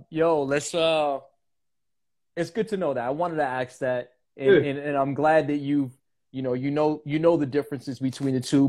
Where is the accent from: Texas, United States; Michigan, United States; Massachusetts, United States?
Massachusetts, United States; Boston; now in Arizona, United States; living in the East Coast, you know, I'm from Boston originally, but I'm in AZ now.